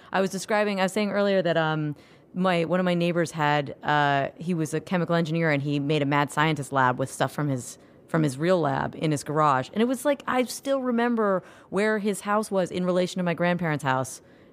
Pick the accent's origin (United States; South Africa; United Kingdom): United States; Orlando, Florida; I grew up in Orlando